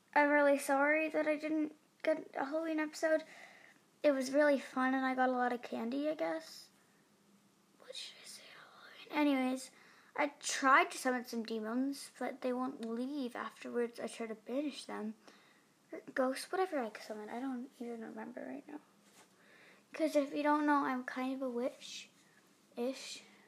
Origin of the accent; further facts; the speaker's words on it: England, United Kingdom; I'm in Cambridge. I'm actually English.